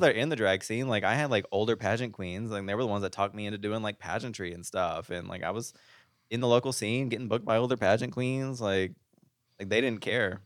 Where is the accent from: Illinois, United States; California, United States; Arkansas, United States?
Arkansas, United States; moved away as an adult; now in Las Vegas, United States; I'm from Arkansas. We're uncultured.